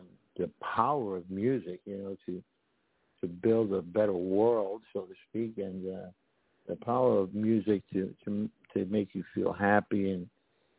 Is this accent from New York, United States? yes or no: yes; New York, United States; moved away as an adult; also born or lived in Puerto Rico; I'm from New York and East Coast, and then I went to the West Coast